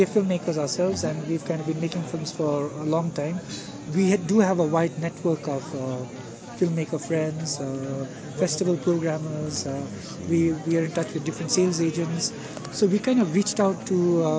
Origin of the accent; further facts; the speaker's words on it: India; I was born in India, and I kind of grew up in India.